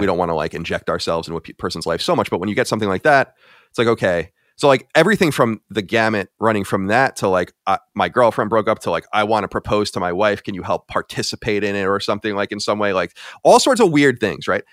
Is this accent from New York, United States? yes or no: yes; Long Island, New York, United States; moved away as an adult; also born or lived in Boston; I was born and raised on Long Island, New York